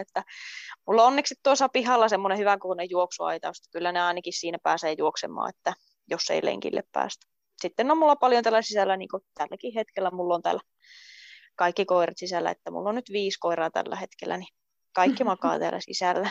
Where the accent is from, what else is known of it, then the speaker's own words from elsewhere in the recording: Rovaniemi, Lapland, Finland; moved away as an adult; also born or lived in Luusua, Kemijärvi; now in Kemijärvi, Finland; pian 23-vuotias ja kotoisin on Rovaniemeltä